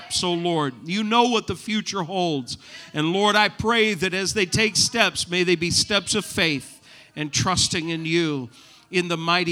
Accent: New England, United States; moved away; I'm from New England

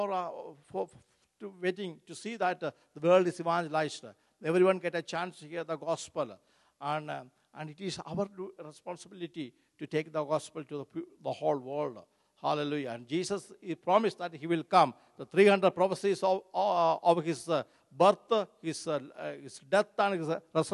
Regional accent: Kerala, India; moved away; my home state, Kerala

